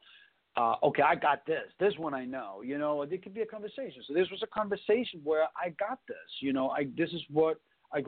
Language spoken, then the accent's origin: English; Copenhagen, Capital Region of Denmark, Denmark; now in United States; when I grew up in Copenhagen in the 80s